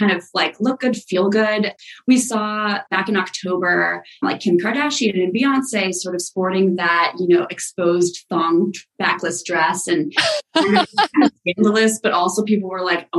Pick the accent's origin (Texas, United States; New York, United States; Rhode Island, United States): New York, United States; I'm a New Yorker